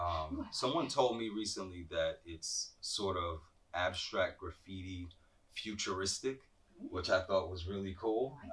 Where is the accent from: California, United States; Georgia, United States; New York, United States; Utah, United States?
New York, United States; New York City; also born or lived in New Jersey; now in Columbus, United States; I was born in the Bronx. Okay. Born and raised. I've spent some time in New Jersey that I don't like to talk about.